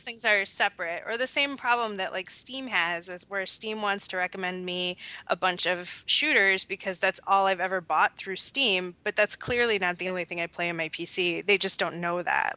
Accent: southeastern Wisconsin, United States; now in Minnesota, United States; I'm from Wisconsin

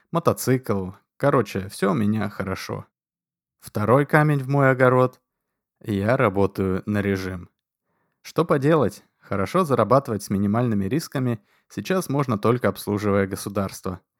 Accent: Moscow, Russia; я москвич. Коренной москвич из семи советских партийных функционеров.

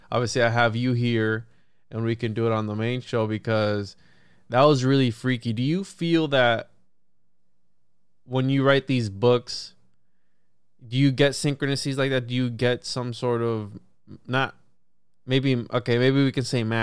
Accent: Puerto Rico; now in Florida, United States; because I'm from Puerto Rico, so the Bermuda Triangle also. Plus, I'm in Florida

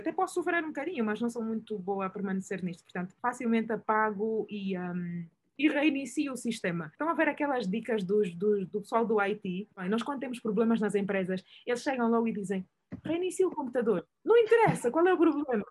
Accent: Angola; eu sou angolano

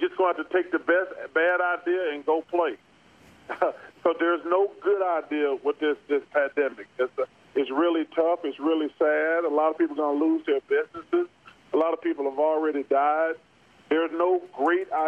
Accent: Leeds, Alabama, United States; I'm from Leeds

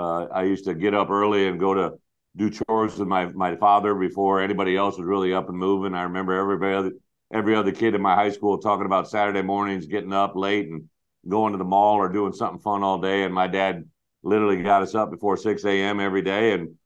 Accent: United States; also born or lived in Quad Cities; now in Champaign, United States; I grew up on a little town outside, or a little farm outside. I actually lived in the Quad Cities till I was about 5 years old, and we moved out to the country, and that's what I grew up knowing.

